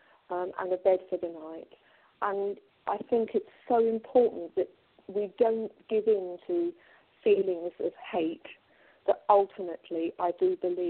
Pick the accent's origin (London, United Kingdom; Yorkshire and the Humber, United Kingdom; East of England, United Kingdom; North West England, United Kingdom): North West England, United Kingdom; Manchester; now in Colchester, United Kingdom; I come from Manchester. I was born in Manchester.